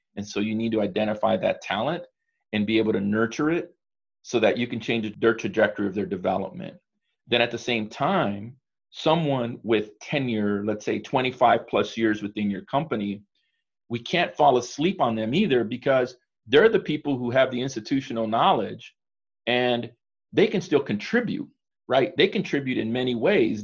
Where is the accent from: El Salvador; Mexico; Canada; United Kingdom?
El Salvador; I'm from El Salvador.